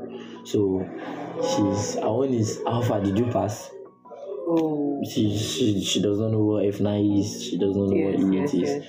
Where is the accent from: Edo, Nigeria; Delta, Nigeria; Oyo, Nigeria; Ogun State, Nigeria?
Ogun State, Nigeria; now in Ikorodu, Nigeria; Ogun State.